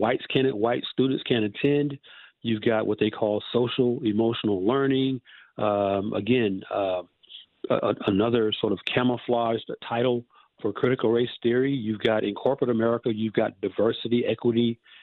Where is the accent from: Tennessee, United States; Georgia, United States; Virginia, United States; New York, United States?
Georgia, United States; Atlanta; moved away as an adult; now in Southern California, United States; actually a native of Atlanta, of Atlanta, Georgia. I moved from Atlanta to Southern California in January 2019